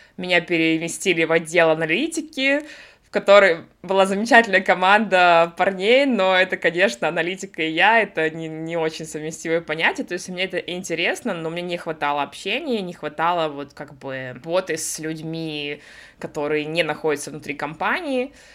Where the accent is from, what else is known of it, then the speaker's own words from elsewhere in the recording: Russia; moved away as an adult; also born or lived in United States / Sweden; now in Berlin, Germany; я из России, да, далеко не с юга